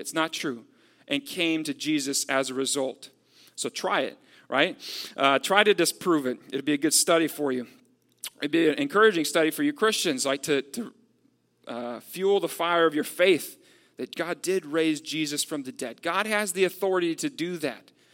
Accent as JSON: {"language": "English", "region": "Texas", "country": "United States", "tie": "born or raised there", "said": "I'm from Texas. Uh, so, like, growing up, I know, like, how Texans are with the, the concept of freedom."}